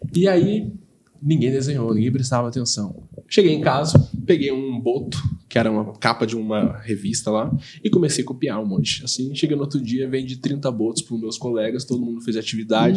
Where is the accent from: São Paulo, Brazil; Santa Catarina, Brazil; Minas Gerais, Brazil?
São Paulo, Brazil; Taubaté; Eu sou nascido, criado em Taubaté